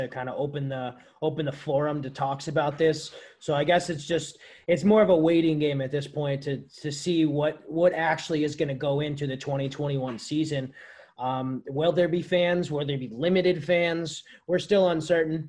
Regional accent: United States; I am American.

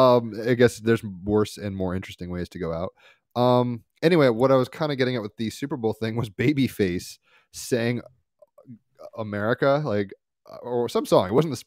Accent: Sweden; I'm from Sweden and he is from here too.

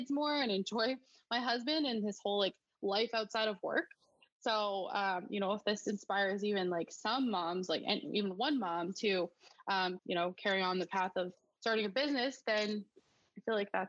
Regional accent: Alberta, Canada; moved away as an adult; now in Newfoundland, Canada; I grew up in Alberta.

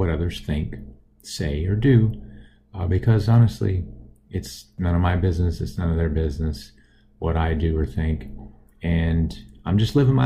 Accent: Austin, Texas, United States; I grew up in Austin, Texas

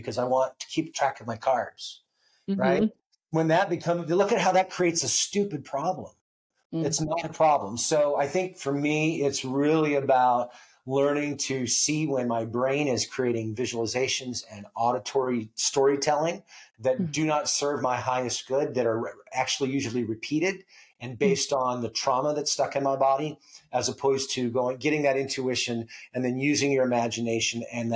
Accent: Alaska, United States; I was born and raised in Alaska

